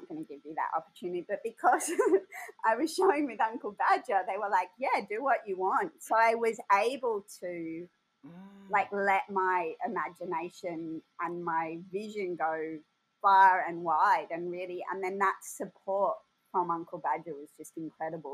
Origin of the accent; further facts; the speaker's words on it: Sydney, New South Wales, Australia; I grew up in Woolloomooloo, which is, you know, a 10-minute walk away. And I actually grew up above the East Sydney Hotel